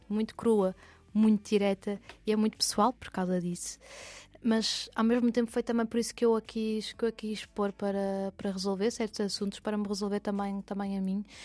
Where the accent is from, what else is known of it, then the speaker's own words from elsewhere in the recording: Porto, Norte, Portugal; also born or lived in Lisbon; eu sou do Porto